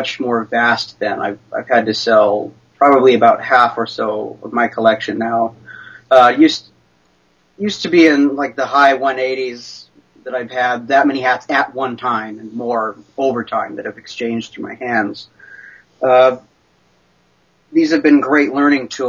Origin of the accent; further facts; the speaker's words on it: Oregon coast, United States; I was raised on the Oregon coast here. I'm an Oregon native